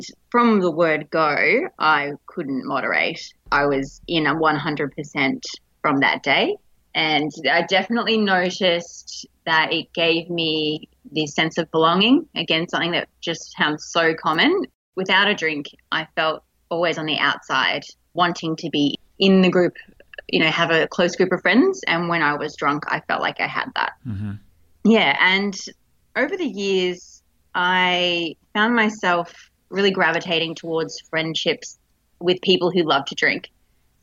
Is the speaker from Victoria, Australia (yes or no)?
yes; Melbourne, Victoria, Australia; also born or lived in Darwin, Northern Territory; I'm from Melbourne in Australia, but I was originally born in the top end in Darwin in the Northern Territory.